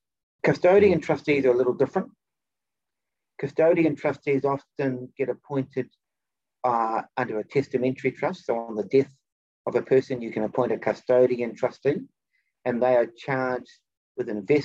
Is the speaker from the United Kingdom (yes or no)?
no; Japan; I'm from Japan, so, and he's got a huge collection of ancient violins.